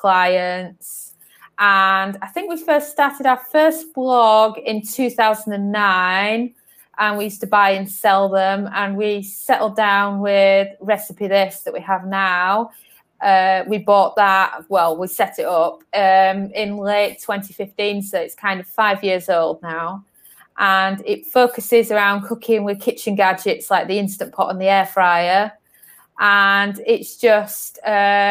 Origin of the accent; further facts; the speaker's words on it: Northern England, United Kingdom; moved away as an adult; also born or lived in London / Algarve, Portugal; now in Portugal; I was born in London, and then I was raised in Northern England.